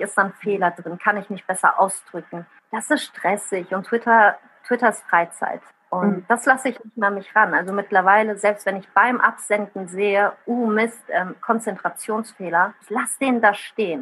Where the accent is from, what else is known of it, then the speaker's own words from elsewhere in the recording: Bad Honnef, North Rhine-Westphalia, Germany; first language Italian; German is a second language; also born or lived in southern Italy / Bonn; Ich bin in Bad Tonnef am Rhein geboren, also hier auf der anderen Rheinseite